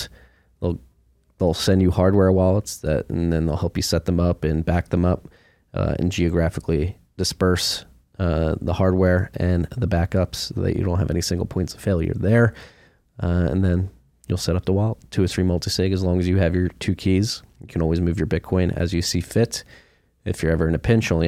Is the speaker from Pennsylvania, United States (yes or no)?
yes; Philadelphia, Pennsylvania, United States; moved away as an adult; also born or lived in Chicago / New York; now in Austin, United States; I moved from Philadelphia, where I'm from, right after high school